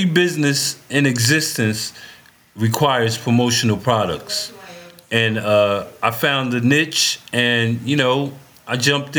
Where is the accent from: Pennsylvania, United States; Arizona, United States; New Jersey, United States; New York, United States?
New Jersey, United States; Paterson; now in Texas, United States; I'm a Texas transplant. I'm from New Jersey.